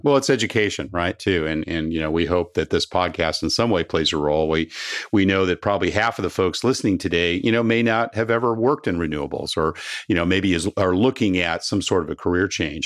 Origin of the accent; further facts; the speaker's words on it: Southern California, United States; growing up in Southern California